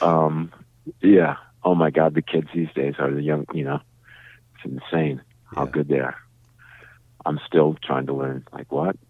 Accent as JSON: {"language": "English", "town": "St. Louis Park", "region": "Minnesota", "country": "United States", "also_born_or_lived": "St. Paul", "said": "We're all from St. Louis Park, which is just west of Minneapolis"}